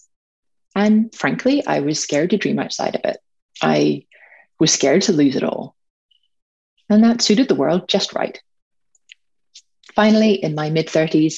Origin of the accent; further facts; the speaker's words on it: Northern Ireland, United Kingdom; grew up in Northern Ireland, surrounded by guns and bombs